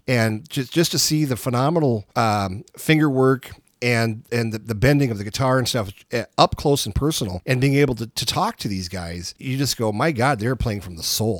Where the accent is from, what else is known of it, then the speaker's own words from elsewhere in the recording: Minnesota, United States; we're from Minnesota